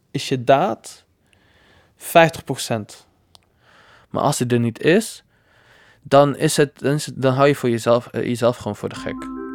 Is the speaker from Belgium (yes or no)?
no; Tunisia; ik de knuffel, uh, knuffel Tunesiër.